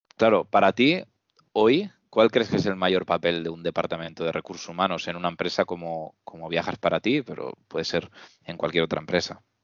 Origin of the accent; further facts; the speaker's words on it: Reus, Catalonia, Spain; los dos somos, somos Reusengs